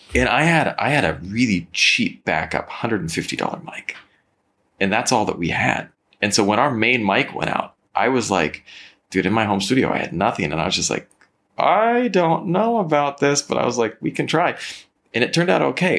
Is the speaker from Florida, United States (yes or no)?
no; Napa Valley, California, United States; moved away; I'm from the Napa Valley. I, I grew up in the Napa Valley.